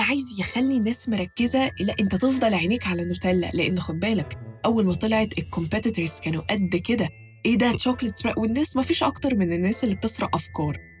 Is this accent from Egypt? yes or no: yes; Egypt; عندنا في مصر